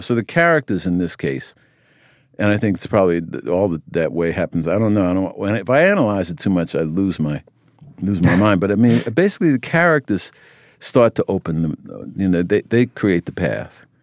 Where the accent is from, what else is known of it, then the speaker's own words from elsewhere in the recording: United States; I grew up in America